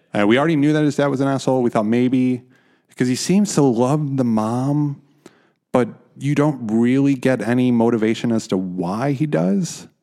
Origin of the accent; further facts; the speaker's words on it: Chicago, Illinois, United States; now in Netherlands; I come from Chicago